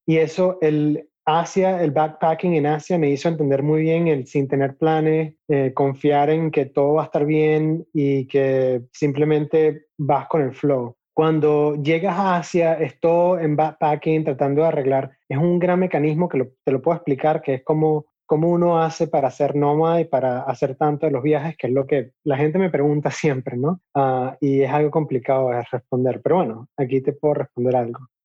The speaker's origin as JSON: {"language": "Spanish", "country": "Venezuela", "also_born_or_lived": "Chicago / Utah", "moved": "yes", "said": "ya yo no vivo en Venezuela, ya yo no puedo llamar Venezuela mi casa"}